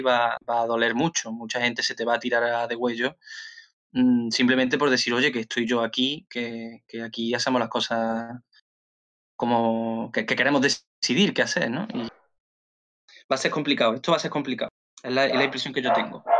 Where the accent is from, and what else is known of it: Andalusia, Spain